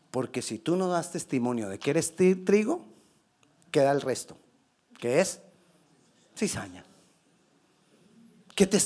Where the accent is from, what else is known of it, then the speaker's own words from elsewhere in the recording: Colombia; Yo soy colombiano y ¿qué puedo hacer? Ya. Y lo seré toda la vida. Así hablemos mucho inglés.